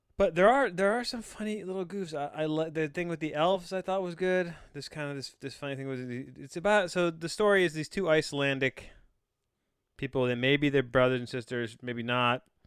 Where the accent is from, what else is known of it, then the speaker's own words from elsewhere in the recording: United States; as a cultured American